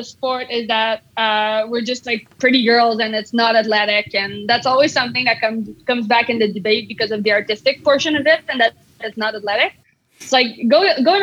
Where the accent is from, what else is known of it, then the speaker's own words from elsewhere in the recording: Canada; as a Canadian